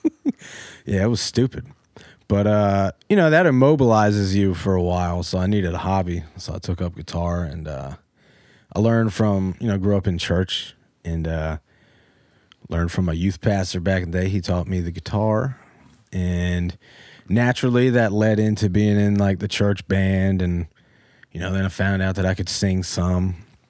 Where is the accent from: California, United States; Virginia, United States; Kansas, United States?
Virginia, United States; Powhatan; moved away as an adult; now in Newport News, United States; Born and raised in Powhatan, west of Richmond